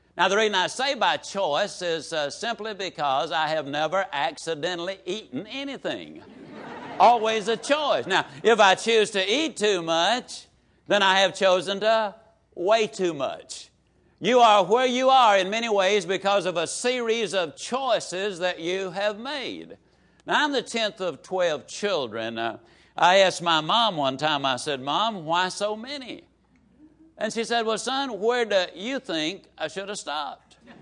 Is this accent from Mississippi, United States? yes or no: yes; Yazoo City, Mississippi, United States; small Mississippi town